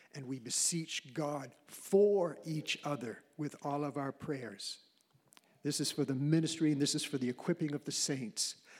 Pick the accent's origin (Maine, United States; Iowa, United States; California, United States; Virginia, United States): Maine, United States; I'm from Maine, you know, from a very humble situation